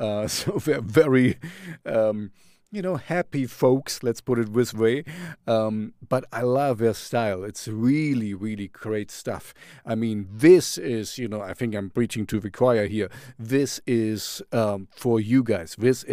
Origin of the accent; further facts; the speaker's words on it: Canada; We are from Canada, so you know I love Canada.